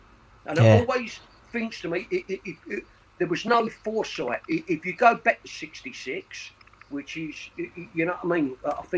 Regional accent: Custom House, London, United Kingdom; born there; I was born in Custom House, just over a mile from the ground.

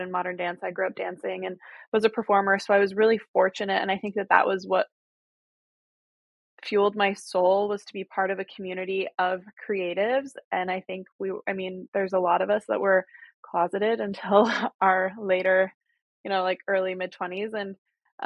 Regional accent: Utah, United States; moved away as an adult; also born or lived in New York; I grew up Mormon in Utah.

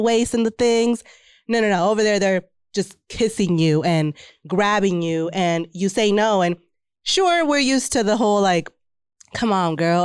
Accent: Texas, United States

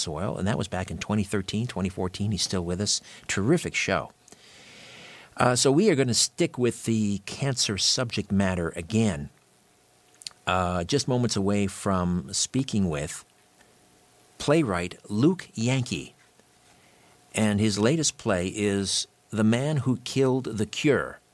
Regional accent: Canada; I'm a Canadian

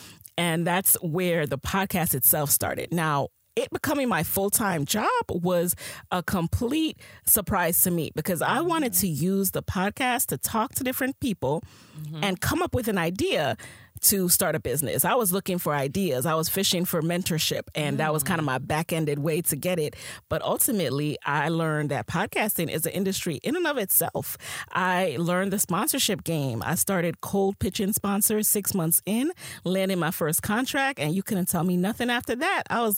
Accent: Jamaica; I am a Jamaican queen who is a side hustler by nature.

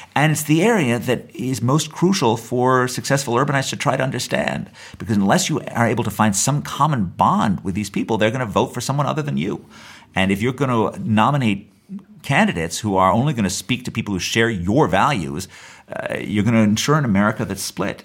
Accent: New York, United States; I grew up in New York in the 1970s

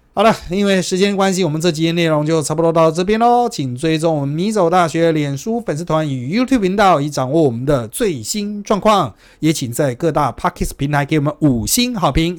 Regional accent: Taipei, Taiwan; 那可是呢，我们台北人，我们就算搭高铁

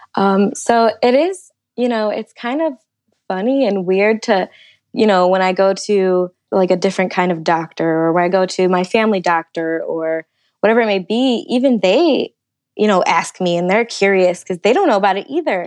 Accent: Detroit, Michigan, United States; moved away as an adult; now in Indianapolis, United States; I'm originally from Michigan, the Detroit area, um, and the last year I actually moved to Indianapolis for my job

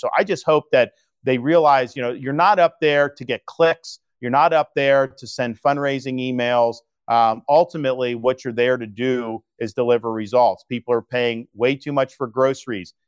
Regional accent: Florida, United States; When I was growing up in Florida

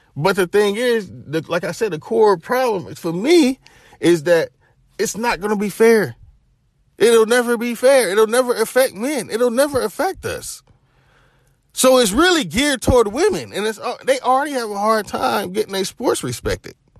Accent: Knoxville, Tennessee, United States; I'm from Knoxville, Tennessee

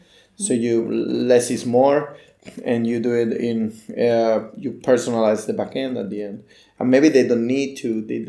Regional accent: Barcelona, Catalonia, Spain; So I started with the website design like 15 years ago in Barcelona City. I'm from Barcelona.

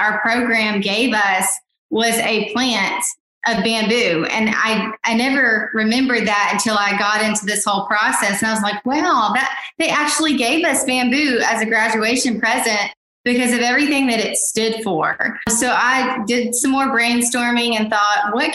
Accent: Mississippi, United States; also born or lived in Rhode Island / Oregon; now in North Georgia, United States; I'm originally from Mississippi, as I stated before. And now I currently reside in North Georgia

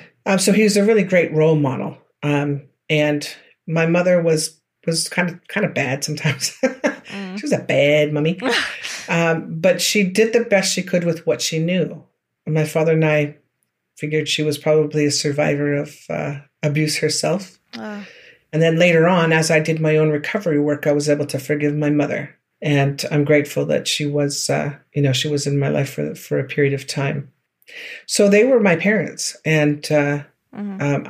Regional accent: George Gordon First Nation, Saskatchewan, Canada; I'm from George Gordon First Nation in the southern part of Saskatchewan Treaty 4 area

